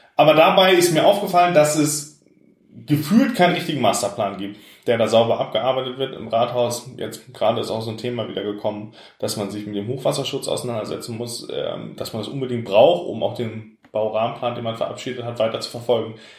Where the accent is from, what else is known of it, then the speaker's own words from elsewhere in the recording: Pinneberg, Schleswig-Holstein, Germany; also born or lived in Elmshorn; weil es meine Heimatstadt ist. Ich bin hier aufgewachsen